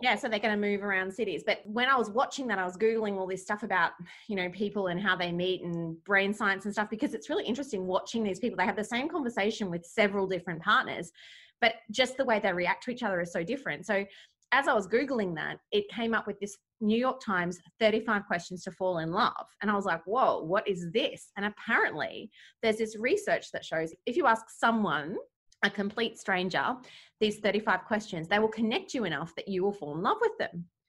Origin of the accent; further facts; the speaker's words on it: Australia; I'm your Australian wife